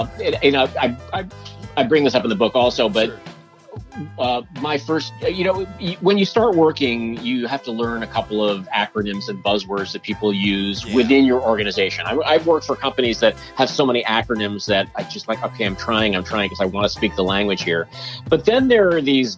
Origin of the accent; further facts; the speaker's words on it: New York, United States; growing up in New York